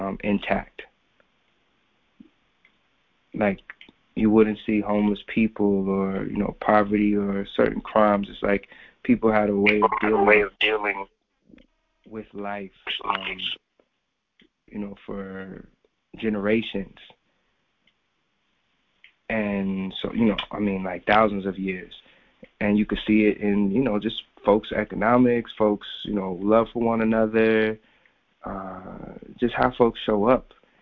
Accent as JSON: {"language": "English", "country": "Japan", "tie": "born or raised there", "also_born_or_lived": "South Korea", "said": "I grew up primarily in the Far East, in Japan and Korea, but amongst a pretty solid Black community."}